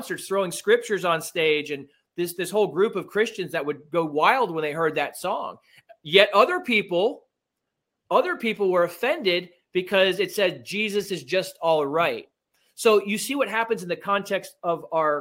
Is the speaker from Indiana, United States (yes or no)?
no; Miami, Florida, United States; I was raised in Miami